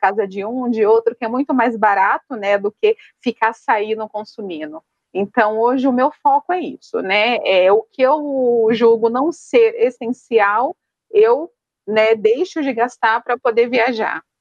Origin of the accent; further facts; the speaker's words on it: São Paulo, Brazil; moved away as an adult; now in Curitiba, Brazil; eu moro hoje em Curitiba, mas sou de São Paulo, já faz alguns aninhos que eu estou morando por aqui.